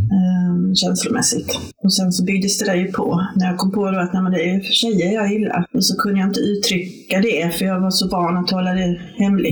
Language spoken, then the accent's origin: Swedish; Varberg, Halland County, Sweden; moved away as an adult; also born or lived in Lund; jag kom ju från Varberg ursprungligen, så flyttade jag ner till Lund